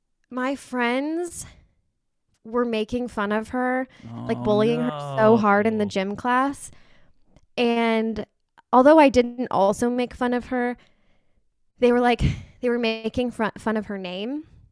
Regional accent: Houston, Texas, United States; These are cities in Texas, by the way. We're both originally from the Houston area, so we have a lot of Houston connections.

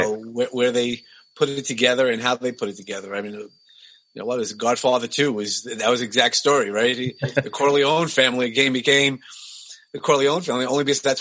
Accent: New York City, New York, United States; accent: New York; also born or lived in Texas; So I grew up in Brooklyn, as you could probably hear from my voice, but I actually was born in Texas.

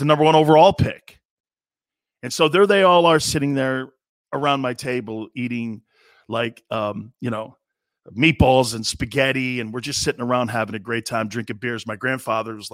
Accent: Stamford, Connecticut, United States; moved away as an adult; also born or lived in Miami, Florida; I came from the New England area. I went to a predominantly white school, Stanford Catholic High School.

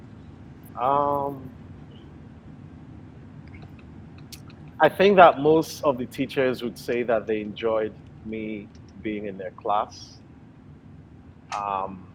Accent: Nigeria; also born or lived in United States; now in Chicago, United States; where I grew up in Nigeria

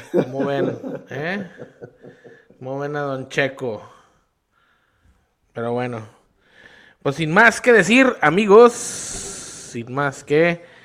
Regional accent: Mexico; Somos mexicanos, güey, no seas mamón.

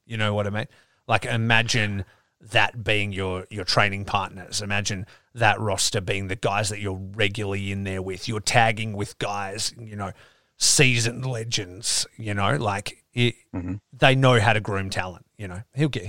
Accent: Australia; I'm Australian.

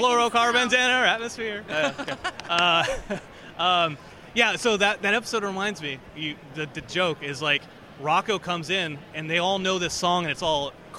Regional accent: Los Angeles, California, United States; Yeah, I was born and raised in Los Angeles.

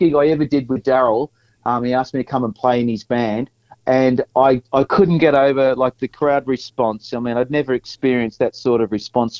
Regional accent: Scoresby, Victoria, Australia; Then I started reminiscing about where I grew up in Scoresby and the fact that there was nothing there. I thought, geez, what a crap place to grow up, you know.

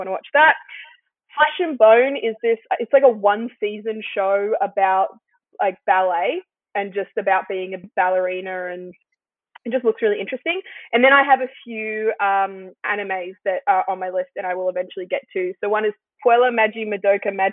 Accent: Australia; as an Australian

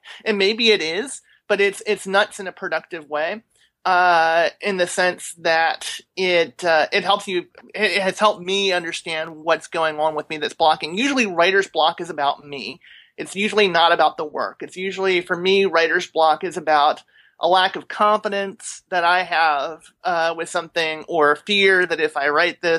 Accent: Maryland, United States; I grew up in Maryland

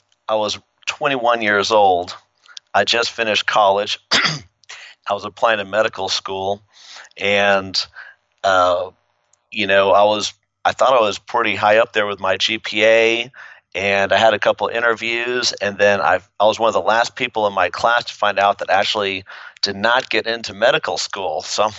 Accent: Midland, Texas, United States; also born or lived in Brooklyn / San Antonio / Lubbock / El Paso; But we moved to Texas, I think I was 5 years old, and I grew up in Midland, Texas, small little town. Bounced around for different schools, San Antonio, Lubbock, El Paso.

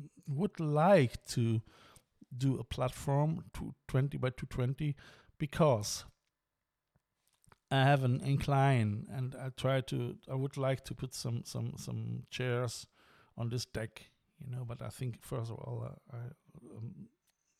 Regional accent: Cologne, North Rhine-Westphalia, Germany; now in Ireland; It is a local area in Cologne, and where I'm coming from.

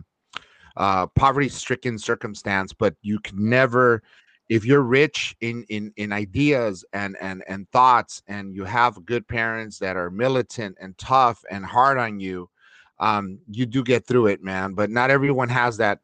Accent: Los Angeles, California, United States; I grew up in Northeast LA, it's the East LA area, and it was government subsidized apartments

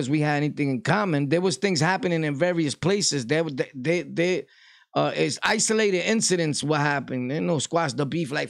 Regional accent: Delaware, United States; I'm a square from Delaware right now.

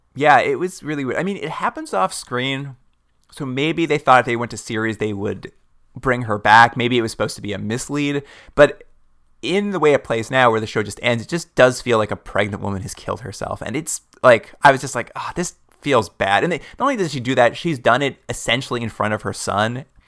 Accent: Canada; we're from Canada

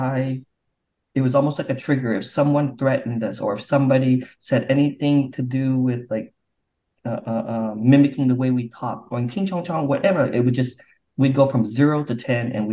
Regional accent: Provo, Utah, United States; also born or lived in Vietnam; now in Orange County, United States; I grew up in Provo, Utah

